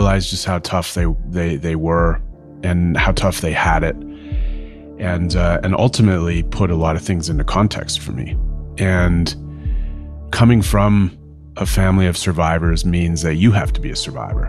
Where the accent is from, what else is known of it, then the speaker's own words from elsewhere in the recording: Fort Frances, Ontario, Canada; also born or lived in Couchiching First Nation; now in Toronto and Winnipeg, Canada; born and raised in Fort Francis, Ontario